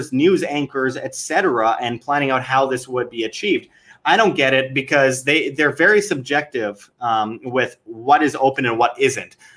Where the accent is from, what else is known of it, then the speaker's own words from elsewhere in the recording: Winnipeg, Manitoba, Canada; my hometown of Winnipeg, Canada